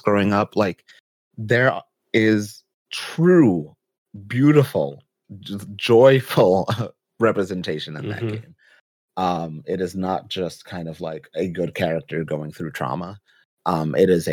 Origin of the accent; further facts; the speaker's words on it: New York City, New York, United States; I'm from the Bronx, BX represent.